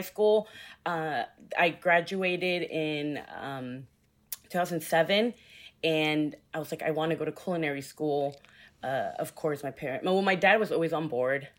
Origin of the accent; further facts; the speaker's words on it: Houston, Texas, United States; also born or lived in New York; born and raised in Houston